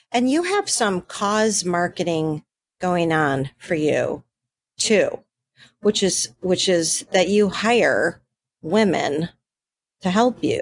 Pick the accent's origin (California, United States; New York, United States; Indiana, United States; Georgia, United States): New York, United States; Buffalo; moved away; I'm from Buffalo, just right on the border there.